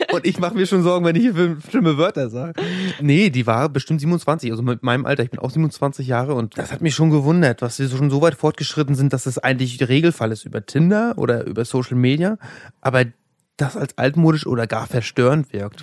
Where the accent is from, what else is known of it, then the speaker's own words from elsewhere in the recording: Rostock, Mecklenburg-Vorpommern, Germany; moved away as an adult; now in Berlin, Germany; ich bin aus Rostock aus. Ich bin Nordlicht.